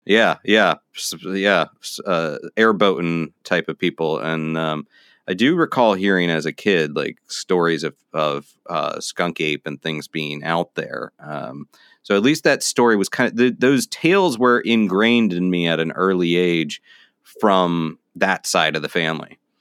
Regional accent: Florida, United States; now in New York City, United States; now I'm in New York City, but I grew up in Florida

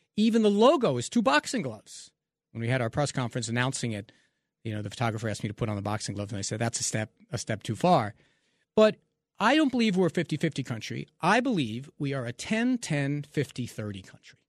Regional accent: New York, United States; growing up in New York

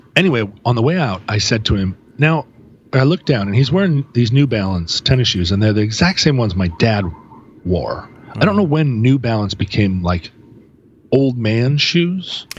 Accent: Alaska, United States; now in Seattle, United States; we're from Alaska

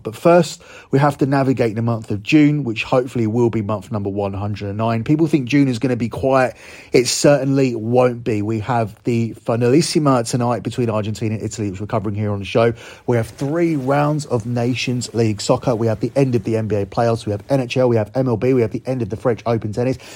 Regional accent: United Kingdom; as a Brit

